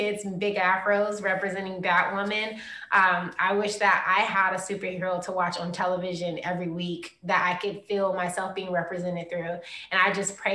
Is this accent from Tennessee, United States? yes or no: no; Prince George's County, Maryland, United States; I come from Prince George's County